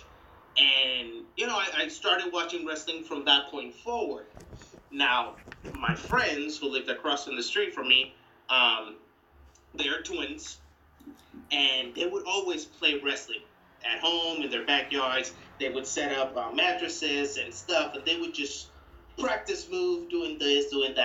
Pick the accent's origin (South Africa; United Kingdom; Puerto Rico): Puerto Rico; moved away as an adult; now in Seoul, South Korea; I'm from Puerto Rico.